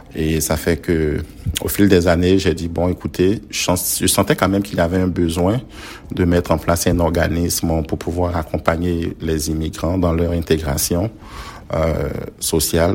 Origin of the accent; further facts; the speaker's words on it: Dabou, Lagunes, Côte d’Ivoire; moved away as an adult; also born or lived in Abidjan, Côte d'Ivoire; now in Beauce, Quebec, Canada; en Côte d'Ivoire, mon parcours, mon enfance, j'étais dans une ville du sud la Côte d'Ivoire qu'on appelle la ville de Dabou.